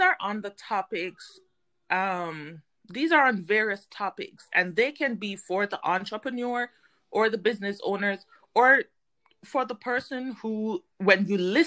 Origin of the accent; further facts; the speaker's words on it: Jamaica; moved away as an adult; now in United States; prior to moving to the United States, I am Jamaican